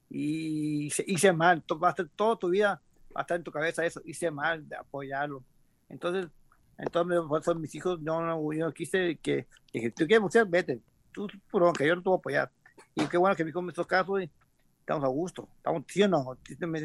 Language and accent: Spanish; Mexico; soy mexicano, pues, de alto, mexicano me gusta el boxeo